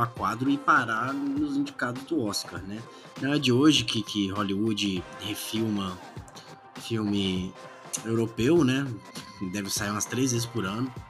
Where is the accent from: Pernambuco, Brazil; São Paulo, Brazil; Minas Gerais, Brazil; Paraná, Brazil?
Minas Gerais, Brazil; Belo Horizonte; Eu sou de Belo Horizonte